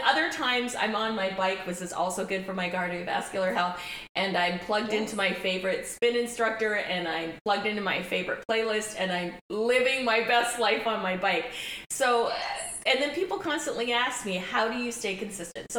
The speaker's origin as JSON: {"language": "English", "region": "Ontario", "country": "Canada", "tie": "born or raised there", "said": "My family's from Barbados, emigrated to Canada, and my parents emigrated to Canada in the 60s, and I was born here"}